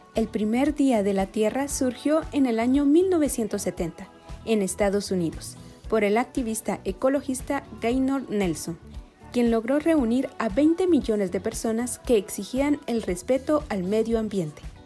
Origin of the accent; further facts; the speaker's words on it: Guatemala; somos guatemaltecos